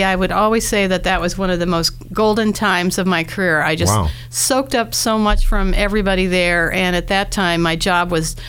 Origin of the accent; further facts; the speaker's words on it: Columbus, Ohio, United States; now in Dayton, United States; I love Columbus. I was born in Columbus.